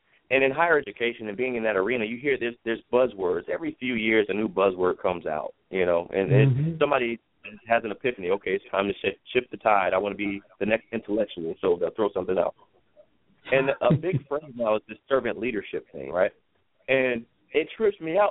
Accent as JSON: {"language": "English", "country": "United States", "said": "as an American, I love my country."}